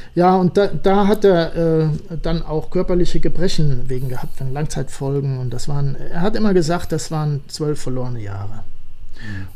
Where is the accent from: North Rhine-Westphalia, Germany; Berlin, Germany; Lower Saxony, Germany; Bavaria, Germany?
North Rhine-Westphalia, Germany; Siegen; bei uns in Siegen